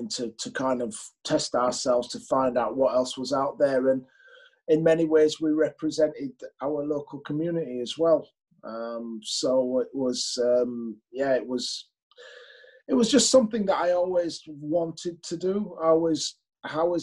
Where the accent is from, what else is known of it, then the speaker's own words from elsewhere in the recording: Leeds, Yorkshire and the Humber, United Kingdom; I grew up in Chapel Town. My parents came from the West Indies, and I had a fantastic childhood there.